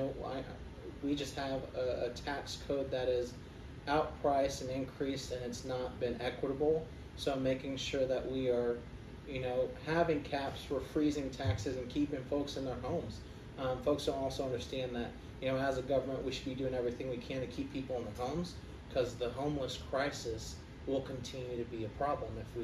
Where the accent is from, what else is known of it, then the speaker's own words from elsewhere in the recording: Independence, Missouri, United States; also born or lived in Grain Valley, Missouri / Blue Springs, Missouri / South Dakota; now in Kansas City, United States; I grew up in Independence in government housing in Hawker Heights. So I grew up in the middle of the county.